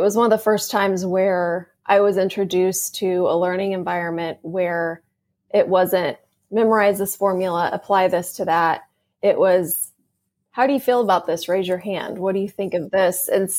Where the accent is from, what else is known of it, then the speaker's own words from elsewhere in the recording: Fort Worth, Texas, United States; Fort Worth.